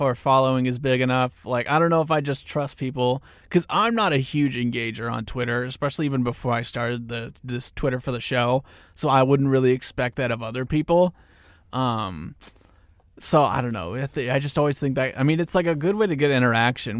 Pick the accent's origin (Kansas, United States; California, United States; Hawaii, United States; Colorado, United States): Kansas, United States; Newton; I'm also from Newton, Kansas, which is right off of I thirty-five, a little bit north of Wichita.